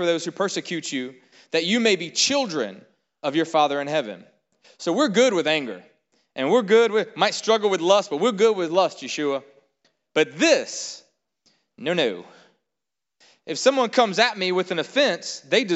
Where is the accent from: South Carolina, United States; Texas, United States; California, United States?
South Carolina, United States; We're from South Carolina